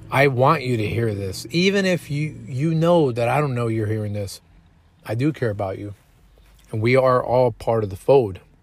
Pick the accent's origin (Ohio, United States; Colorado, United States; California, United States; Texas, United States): Texas, United States; Killeen; also born or lived in San Antonio, Texas; it's my hometown. It's where I did a portion of my elementary school, middle school, and about three quarters of my high school time